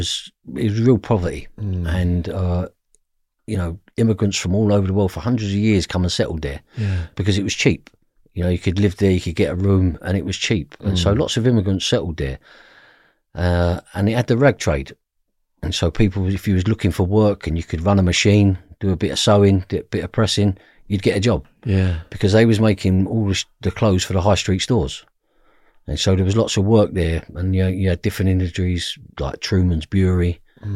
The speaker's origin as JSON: {"language": "English", "region": "London", "country": "United Kingdom", "tie": "born or raised there", "said": "I grew up in the East End of London in a fashionable place now called Brick Lane. But when I grew up, it was a ghetto. So my parents come there in the 50s and they was Irish immigrants."}